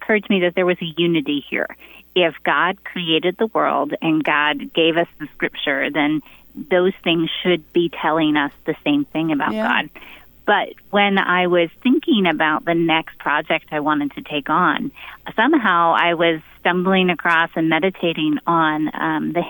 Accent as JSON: {"language": "English", "region": "Pennsylvania", "country": "United States", "tie": "born or raised there", "said": "we both grew up in rural spaces. I grew up in Pennsylvania"}